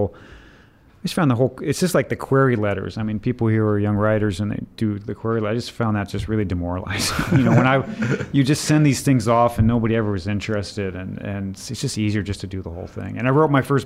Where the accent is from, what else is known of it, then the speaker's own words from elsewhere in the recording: Missouri, United States; moved away as an adult; also born or lived in China / Egypt / Colorado; I grew up in mid-Missouri.